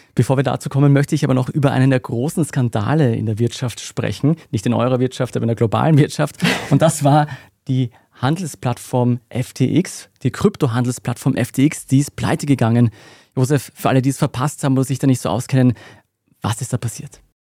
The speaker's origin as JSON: {"language": "German", "country": "Austria", "said": "bei uns in Österreich"}